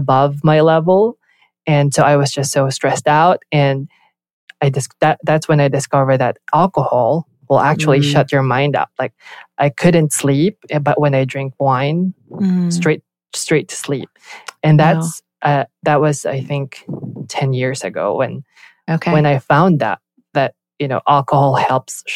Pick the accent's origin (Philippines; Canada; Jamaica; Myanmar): Philippines; moved away as an adult; also born or lived in Southern California; now in United States; I grew up in the Philippines, born and raised there.